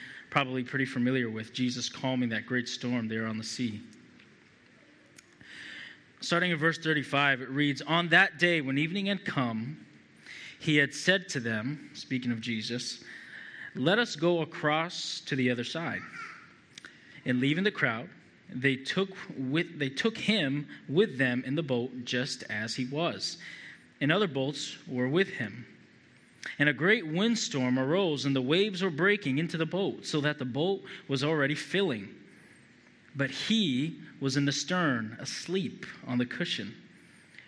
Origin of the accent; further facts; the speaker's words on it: Boston, Massachusetts, United States; I'm from Massachusetts, New England native. Been in Massachusetts my whole life